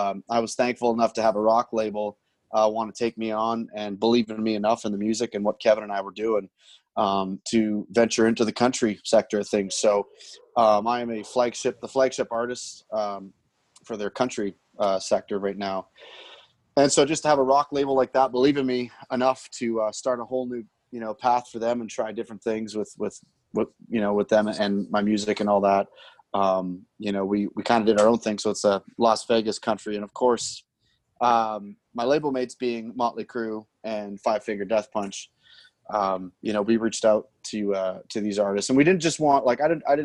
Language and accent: English; North Bay, Ontario, Canada; my hometown, North Bay, Ontario